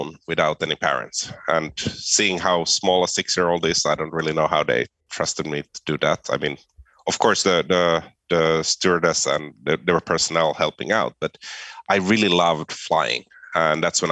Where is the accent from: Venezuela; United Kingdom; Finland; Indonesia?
Finland; first language Swedish; English is a second language; moved away as an adult; also born or lived in Sweden / Amsterdam, Netherlands; I was born in Sweden, but I grew up in Finland